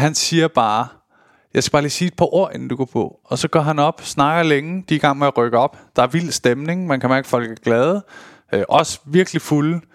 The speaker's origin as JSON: {"language": "Danish", "town": "Køge", "region": "Zealand", "country": "Denmark", "said": "jeg er jo fra Køge"}